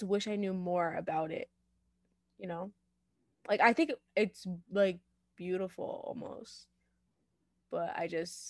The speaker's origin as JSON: {"language": "English", "country": "India", "said": "And I was like, no, I'm literally Indian. And they're like, oh, you don't look Indian. And I was like, yeah, I do. I do look Indian."}